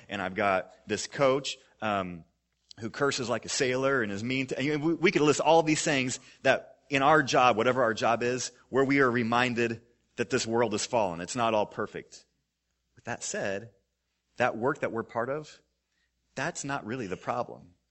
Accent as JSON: {"language": "English", "region": "Missouri", "country": "United States", "tie": "born or raised there", "said": "I grew up in Missouri"}